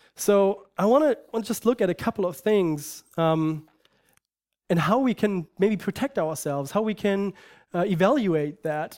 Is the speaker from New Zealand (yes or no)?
no; Germany; moved away; I grew up in Germany, and I lived in a culture that supposedly is Christian